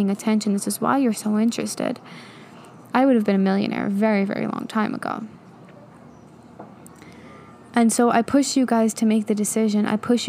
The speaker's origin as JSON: {"language": "English", "region": "New York", "country": "United States", "moved": "yes", "said": "I'm from New York"}